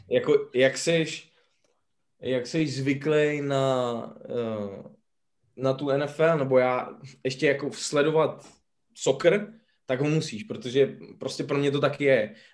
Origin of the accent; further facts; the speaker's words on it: Mladá Boleslav, Central Bohemian Region, Czechia; Já jsem z Boleslavy.